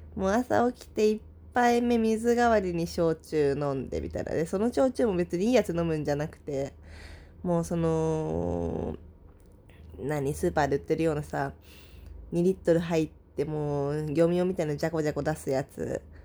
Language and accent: Japanese; Saitama, Japan; moved away; 埼玉のね、実家に帰って